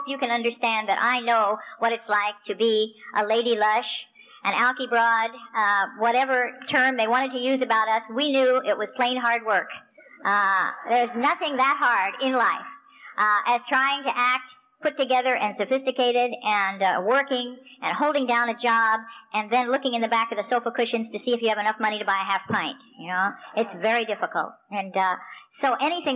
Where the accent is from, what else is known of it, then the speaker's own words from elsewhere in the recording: Spokane, Washington, United States; also born or lived in Tucson, Arizona; I'm from Spokane, Washington, which is the other side of the state